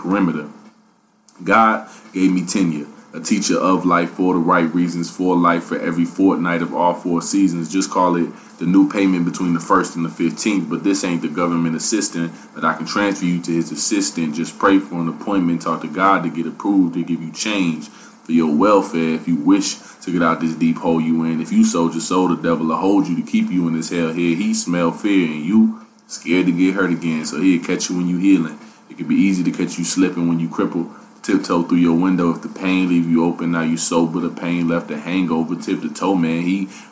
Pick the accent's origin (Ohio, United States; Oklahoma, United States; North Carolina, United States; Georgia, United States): Ohio, United States; Dayton; I'm from Dayton